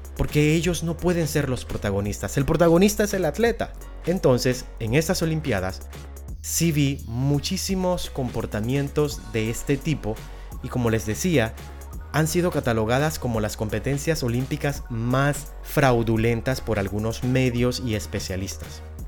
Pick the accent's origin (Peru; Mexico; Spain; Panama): Panama; en Centroamérica, del cual pertenezco como panameño que soy